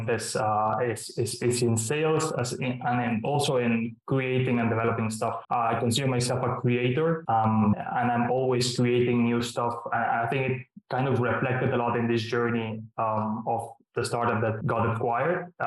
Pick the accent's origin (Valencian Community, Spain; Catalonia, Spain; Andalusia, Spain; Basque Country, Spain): Catalonia, Spain; Barcelona; moved away as an adult; also born or lived in Ireland; I'm originally from Barcelona in Spain